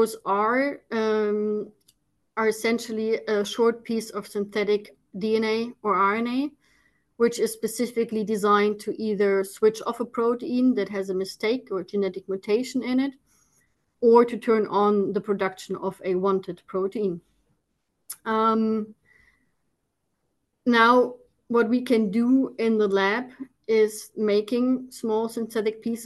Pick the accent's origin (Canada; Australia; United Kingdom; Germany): Germany; moved away as an adult; now in Netherlands; born and raised in Germany